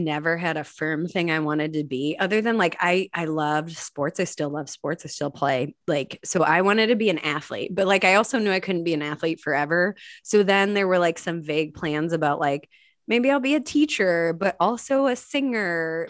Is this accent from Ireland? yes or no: yes; Ireland; I think Irish accents are the best, probably because I am Irish